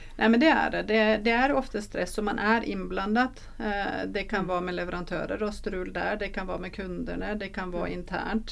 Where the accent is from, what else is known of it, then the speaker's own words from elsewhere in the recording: Norway; Swedish is a second language; now in Sweden; jag är norsk